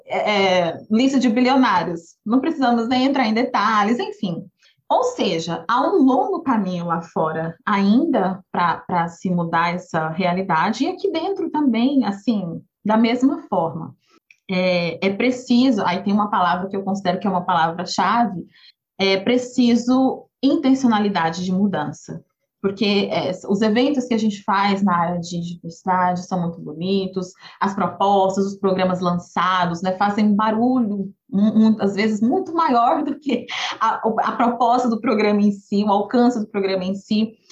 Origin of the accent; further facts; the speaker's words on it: Goiânia, Goiás, Brazil; moved away; Eu cresci em Goiânia, eu sou filha única